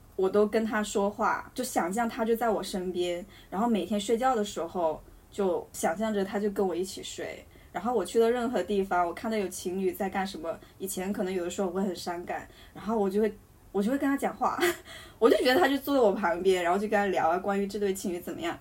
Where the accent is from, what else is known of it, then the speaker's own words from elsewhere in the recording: Hunan, China; 那我和他都是湖南人